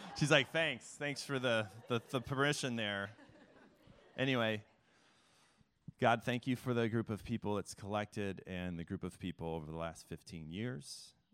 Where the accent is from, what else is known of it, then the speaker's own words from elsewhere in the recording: Mount Vernon, Illinois, United States; also born or lived in Chicago, Illinois; now in Philadelphia, United States; I started in small town Illinois in a town called Mount Vernon, the Mount Vernon Rams